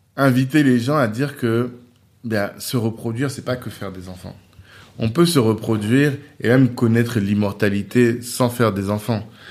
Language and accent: French; Central African Republic; on est des Centrafricains